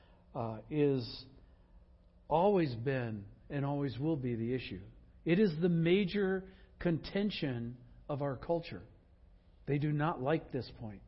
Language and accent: English; Wisconsin, United States; also born or lived in Northwest United States; now in Pacific Northwest, United States; in Wisconsin, when I grew up, I knew the names of all the families